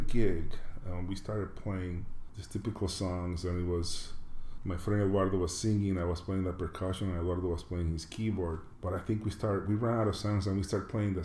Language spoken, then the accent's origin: English; Panama; moved away; I'm from Panama originally.